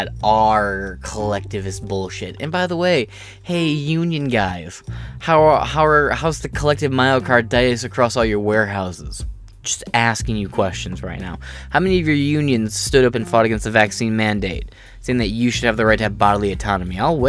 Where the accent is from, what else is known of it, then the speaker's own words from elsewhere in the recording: Michigan-Ohio area, Midwest, United States; I'm from the Mayo area, which is like the Michigan-Ohio area, because I bounce between the two constantly.